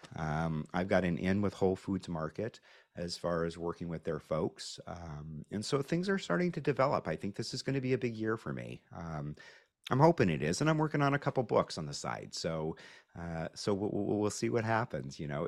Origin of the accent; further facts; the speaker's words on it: Pacific Northwest, United States; I grew up in the Pacific Northwest